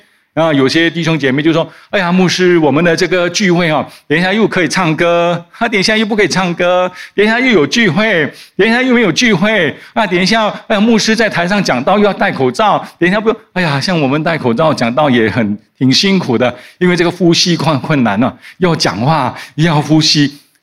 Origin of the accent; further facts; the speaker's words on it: Singapore; 我们在新加坡的新加坡人